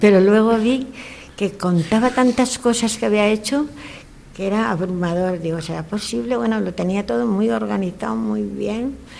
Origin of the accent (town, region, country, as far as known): León, Castile and León, Spain; now in Valencia, Spain